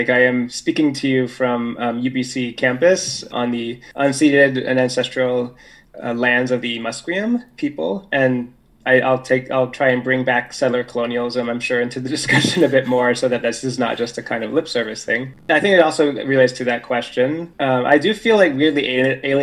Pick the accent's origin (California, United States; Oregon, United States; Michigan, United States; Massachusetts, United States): Oregon, United States; Portland; I was born in Portland, Oregon, which is it's the whitest big city in the United States